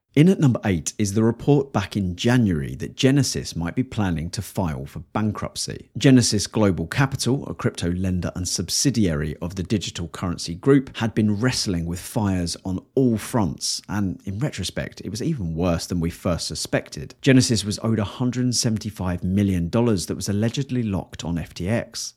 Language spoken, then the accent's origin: English; England, United Kingdom; I am painfully English.